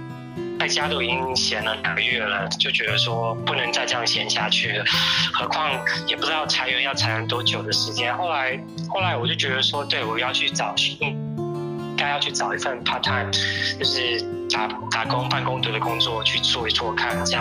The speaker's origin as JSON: {"language": "Chinese", "region": "Guangdong", "country": "China", "said": "虽然我是一个广东人，我常常去饮茶"}